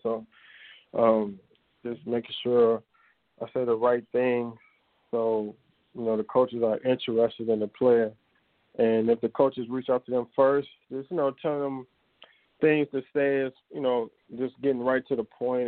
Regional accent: Chicago, Illinois, United States; I grew up in our Auburn Gresham neighborhood, and then we moved out. We moved out to the west suburbs. So I uh, lived in Chicago until about uh, seventh grade

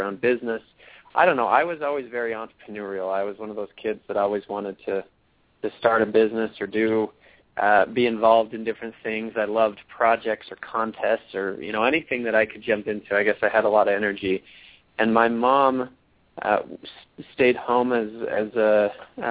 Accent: Littleton, Colorado, United States; also born or lived in Logan, Utah; So I grew up in Littleton, Colorado, from the time I was five until I graduated from college and moved out of the house

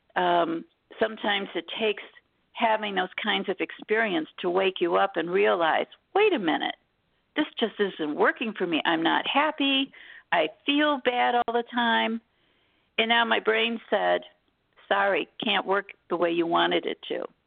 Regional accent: Detroit, Michigan, United States; I was born in Detroit, Michigan.

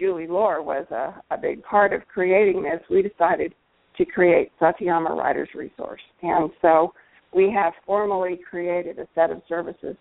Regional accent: United States; also born or lived in Texas / Central Missouri; I grew up in Texas and Central Missouri

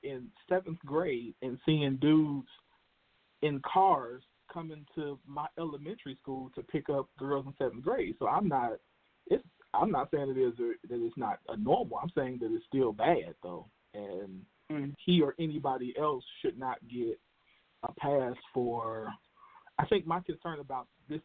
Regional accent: Chicago, Illinois, United States; I'm from Chicago too. Live down the street from the man

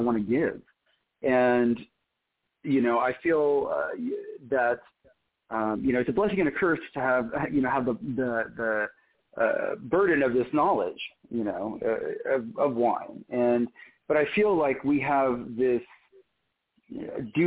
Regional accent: Oklahoma, United States; also born or lived in Israel; I was born in Israel and grew up in Oklahoma

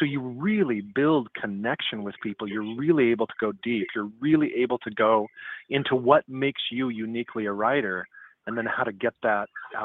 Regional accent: Seattle, Washington, United States; I grew up in the Seattle area

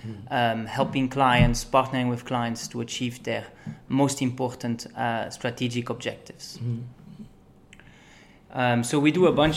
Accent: Belgium; moved away as an adult; also born or lived in United Kingdom / Argentina; now in United States; I come from Belgium. I was born in the UK, actually. And now I'm in the US.

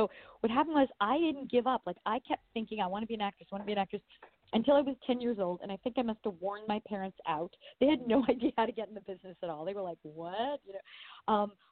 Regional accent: Long Island, New York, United States; now in Los Angeles, United States; originally I am from New York. Or Long Island originally, but now I live

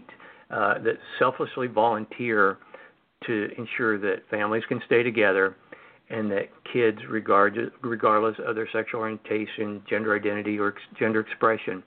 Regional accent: Missouri, United States; moved away; also born or lived in Washington DC; Missouri, my home state

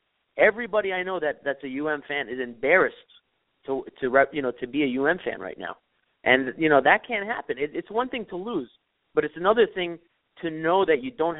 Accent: Miami, Florida, United States; I'm from Miami, yeah, born and raised.

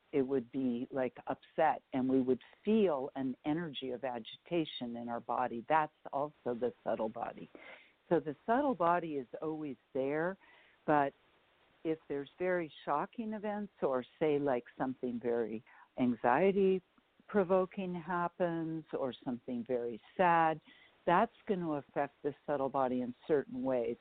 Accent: San Francisco Bay Area, California, United States; I was raised in the Bay Area, in uh, San Francisco Bay Area

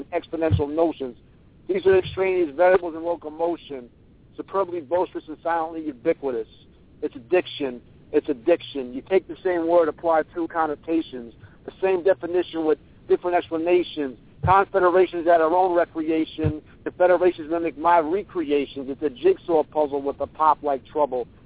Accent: New York, United States; accent: New York; you walk around here, and everybody talks the way

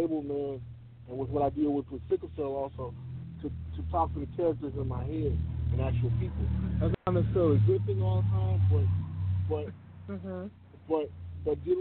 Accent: Chicago, Illinois, United States; growing up in Chicago

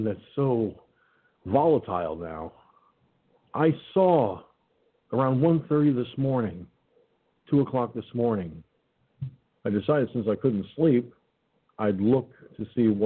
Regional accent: Peekskill, New York, United States; Peekskill, New York, my hometown.

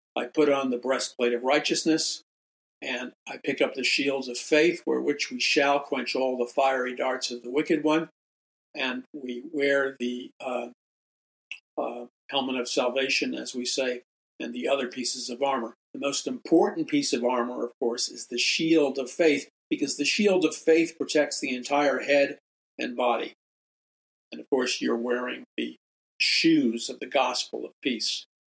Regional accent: New York City, New York, United States; I was a young atheist and agnostic and existentialist growing up in New York City

